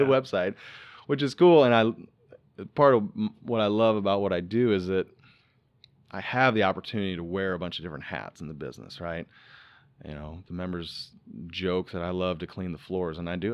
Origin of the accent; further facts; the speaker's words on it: Iowa, United States; moved away; also born or lived in Florida; Growing up in Iowa